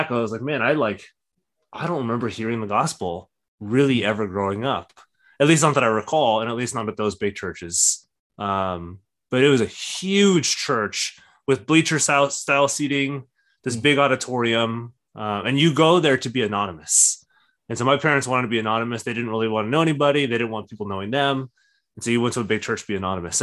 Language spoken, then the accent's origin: English; Orange County, California, United States; now in San Diego, United States; because I grew up in Orange County